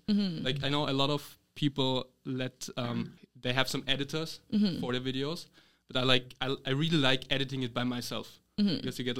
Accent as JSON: {"language": "English", "country": "Austria", "tie": "born or raised there", "second_language": "English", "moved": "as an adult", "lives_now": "Taiwan", "said": "Like I am from Austria."}